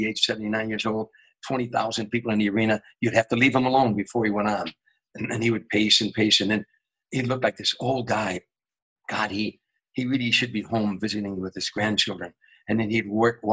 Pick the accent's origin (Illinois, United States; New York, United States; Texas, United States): Illinois, United States; Harvey; I was a kid from Harvey, Illinois